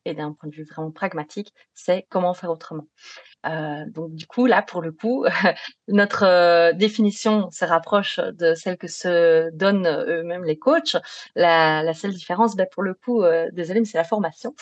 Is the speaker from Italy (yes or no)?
no; Belgium; accent: Belgian; je suis belge, ce qui explique euh, un petit accent éventuellement